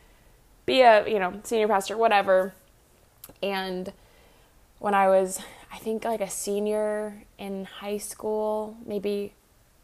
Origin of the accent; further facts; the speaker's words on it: Columbia, Missouri, United States; I grew up in Columbia, Missouri, a great little college town. Love growing up, love living here, and I loved growing up here.